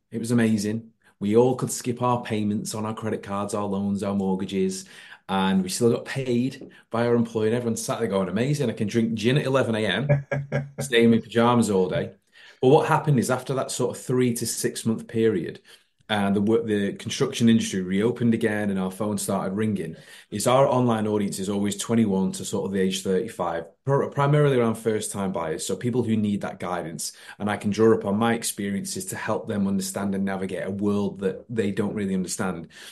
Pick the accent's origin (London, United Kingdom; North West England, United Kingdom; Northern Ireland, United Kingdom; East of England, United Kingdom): North West England, United Kingdom; Warrington; I am uh, born and bred in Warrington, like Chris